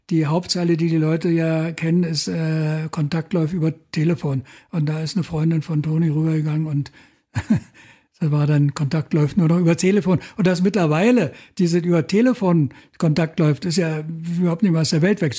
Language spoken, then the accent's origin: German; Berlin, Germany; wir kommen aus Berlin und wenn wir jetzt nach Görlitz fahren oder weiß ich, nach Lichtenau und so, da kommt irgendwie Krawall aus Berlin.